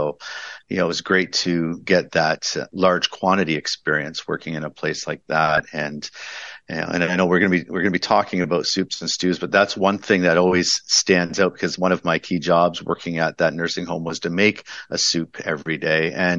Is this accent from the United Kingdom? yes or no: yes; London, United Kingdom; I was raised in London and worked at a family style restaurant for a while.